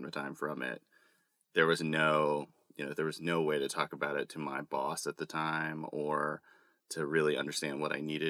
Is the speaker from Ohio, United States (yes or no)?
no; Texas, United States; I'm a guy from Texas